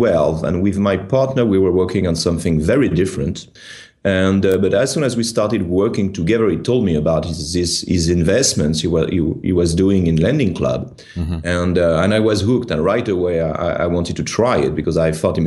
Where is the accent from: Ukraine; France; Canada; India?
France; accent: French; English is a second language; moved away as an adult; now in Seattle, United States; as you can tell from my horrendous accent, I'm French.